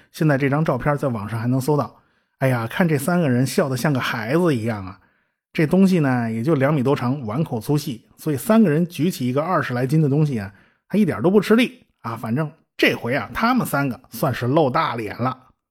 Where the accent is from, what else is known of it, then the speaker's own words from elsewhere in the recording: China; 我们中国人还是很值得自豪的啊